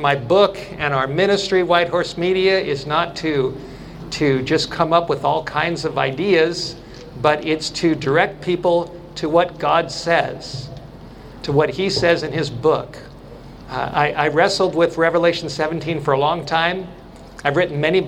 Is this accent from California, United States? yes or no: yes; California, United States; moved away; to be back in California, to be in my home state, to be not far from where I went to school